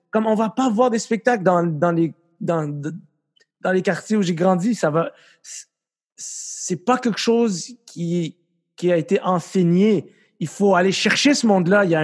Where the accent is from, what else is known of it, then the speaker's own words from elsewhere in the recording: Quebec, Canada; puis moi je suis pas un immigrant, moi je suis un Québécois